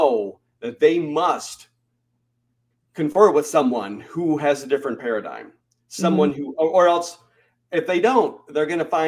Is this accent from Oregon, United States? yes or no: no; Michigan, United States; moved away as an adult; also born or lived in North Carolina; I grew up in Michigan, where we celebrated Labor Day.